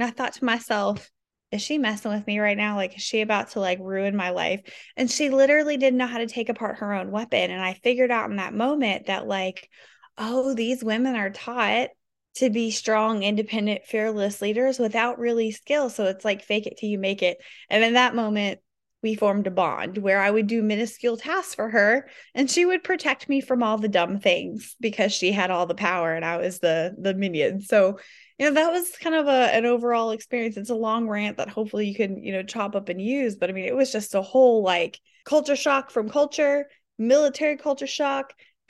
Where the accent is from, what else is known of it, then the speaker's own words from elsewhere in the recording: the South, United States; I was too chatty because I was from the South